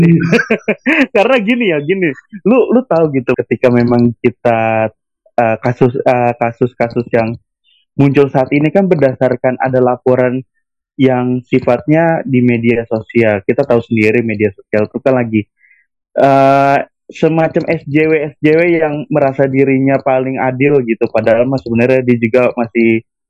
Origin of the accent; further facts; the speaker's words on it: Tangerang, Banten, Indonesia; asal gue dari kota Tangerang